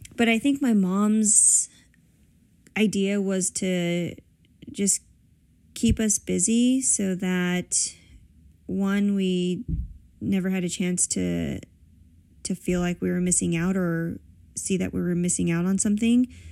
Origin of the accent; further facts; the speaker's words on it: San Pedro, California, United States; San Pedro is all we ever knew